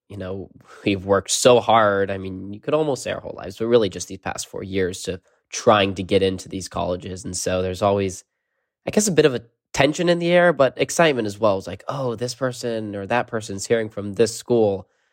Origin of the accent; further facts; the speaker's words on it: California, United States; growing up in California